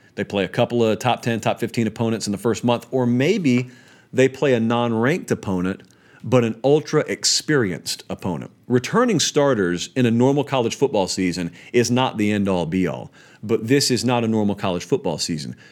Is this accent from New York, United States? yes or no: no; Columbus, Georgia, United States; moved away; I'm from Columbus. It's a military town